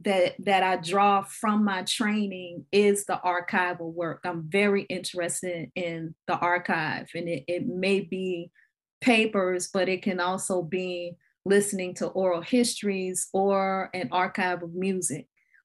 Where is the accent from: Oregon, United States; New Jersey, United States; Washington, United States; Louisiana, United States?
Louisiana, United States; New Orleans; growing up in the New Orleans area and growing up in churches